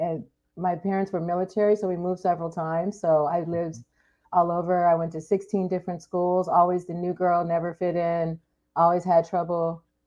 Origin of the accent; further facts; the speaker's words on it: Anchorage, Alaska, United States; born there; I was born in Anchorage, Alaska.